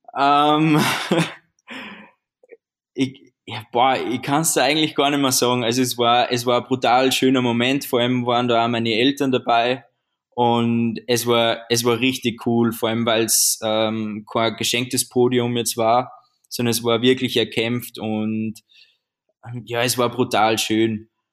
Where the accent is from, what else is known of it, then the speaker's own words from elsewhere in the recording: Austria; würde ich mal sagen, als Österreicher